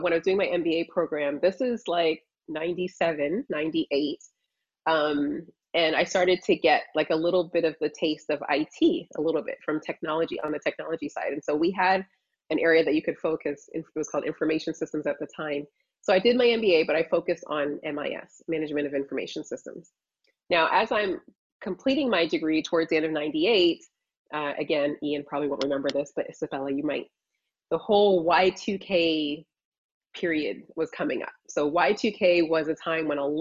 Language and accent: English; Toronto, Ontario, Canada; moved away as an adult; also born or lived in Illinois / Chicago; now in Orlando, United States; I grew up in Toronto in the cold climate, but my family is from Barbados